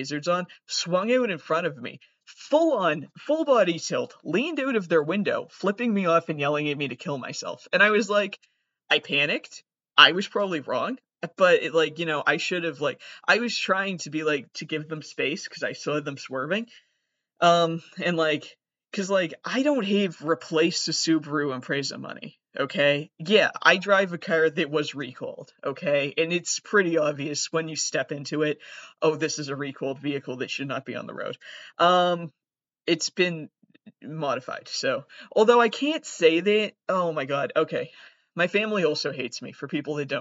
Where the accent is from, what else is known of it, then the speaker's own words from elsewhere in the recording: Massachusetts, United States; I am from Massachusetts